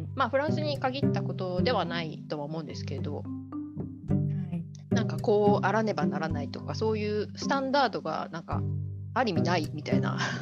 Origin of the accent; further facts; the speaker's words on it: Hiroshima, Japan; moved away; 私広島出身で、はいあのまあ、広島市の高校で